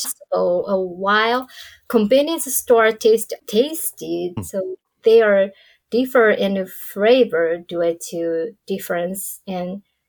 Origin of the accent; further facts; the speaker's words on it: Tokyo, Japan; So I was born and raised in Tokyo